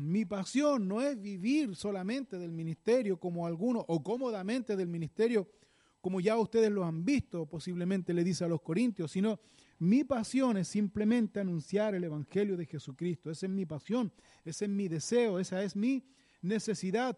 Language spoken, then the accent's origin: Spanish; Chile; como decimos aquí en buen chileno